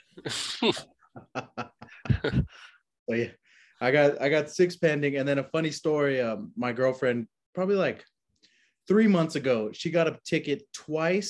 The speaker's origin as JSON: {"language": "English", "town": "El Paso", "region": "Texas", "country": "United States", "said": "I'm from El Paso, Texas"}